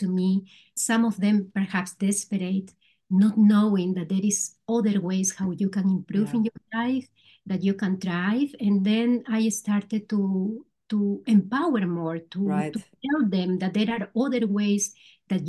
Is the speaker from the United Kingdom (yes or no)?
no; Peru; English is a second language; moved away as an adult; also born or lived in Spain; now in Netherlands; I am originally from Peru. I came 26 years ago here to the Netherlands